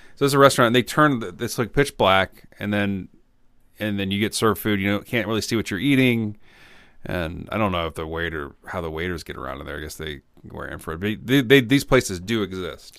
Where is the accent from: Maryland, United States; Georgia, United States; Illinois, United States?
Illinois, United States; Champaign; I grew up in Champaign, Illinois